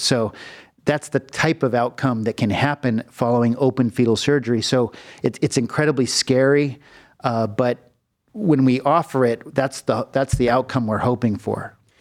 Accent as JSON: {"language": "English", "town": "Los Angeles", "region": "California", "country": "United States", "tie": "born or raised there", "also_born_or_lived": "Philadelphia", "moved": "as an adult", "lives_now": "Cleveland, United States", "said": "I'm from California. I was born in the Los Angeles region in the Valley."}